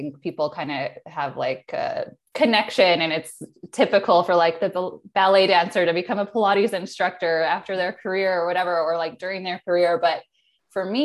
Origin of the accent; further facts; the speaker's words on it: Chicagoland area, Illinois, United States; moved away as an adult; also born or lived in San Diego, California; now in Oceanside, United States; I grew up in Illinois, Chicagoland area, but really on the border of Illinois and Wisconsin. So cornfields, very rural area